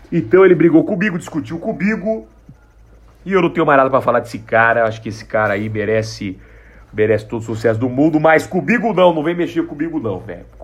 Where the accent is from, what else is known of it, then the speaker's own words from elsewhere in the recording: São Paulo, Brazil; Eu sou do interior de São Paulo e eu quero falar para você que eu tô muito feliz de te ver aqui